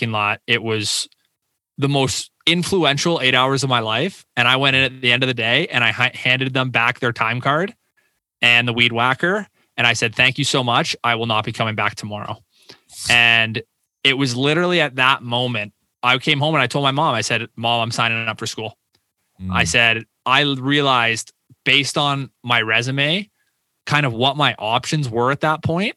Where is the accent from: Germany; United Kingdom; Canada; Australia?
Canada; Windsor, Ontario; signed up for like business commerce at the University of Windsor, my hometown